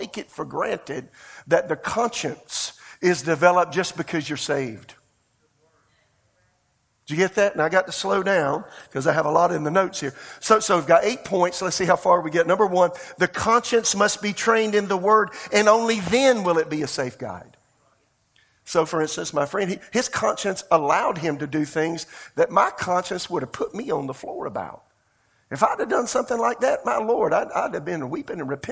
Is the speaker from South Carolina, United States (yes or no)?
yes; rural South Carolina, United States; moved away as an adult; also born or lived in Tulsa, Oklahoma; I'm from Podunkville, South Carolina. I'm from the country